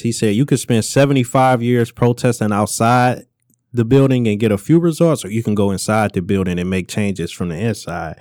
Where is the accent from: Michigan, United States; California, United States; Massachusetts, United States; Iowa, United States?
Michigan, United States; Detroit; I'm from Detroit, West Side